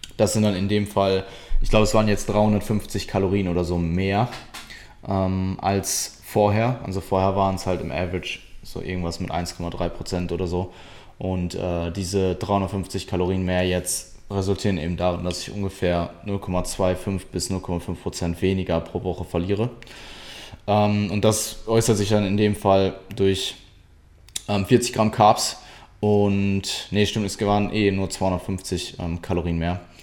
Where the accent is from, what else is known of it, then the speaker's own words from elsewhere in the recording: Essen, North Rhine-Westphalia, Germany; ich komme ursprünglich aus Deutschland, aus Nutrition